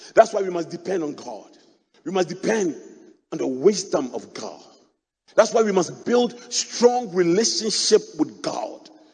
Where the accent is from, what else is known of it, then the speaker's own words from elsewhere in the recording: Accra, Greater Accra, Ghana; I grew up in Adabraka, opposite the mosque